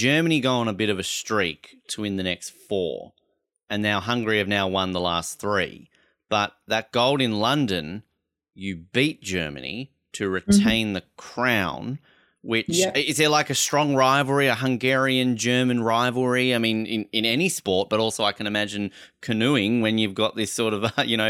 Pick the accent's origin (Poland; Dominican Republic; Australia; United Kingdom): Australia; I'm an Australian